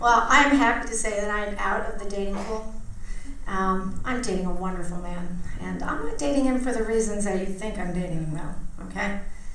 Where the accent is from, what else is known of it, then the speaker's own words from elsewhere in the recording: Port Chester, New York, United States; moved away as an adult; also born or lived in Greenwich, Connecticut; I was an Italian from Port Chester, New York